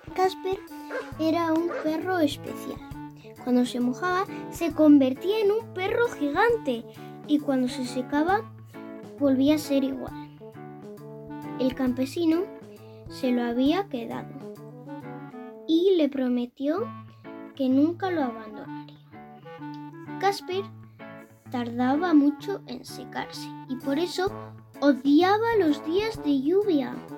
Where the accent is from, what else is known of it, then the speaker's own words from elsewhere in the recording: Zaragoza, Aragon, Spain; tengo 8 años y soy de Zaragoza, España.